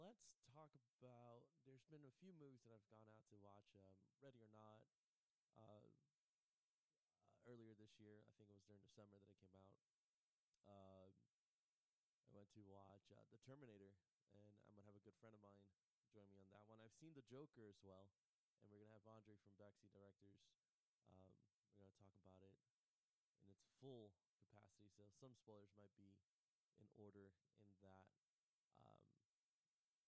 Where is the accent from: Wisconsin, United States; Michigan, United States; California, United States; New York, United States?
New York, United States; moved away; I'm from New York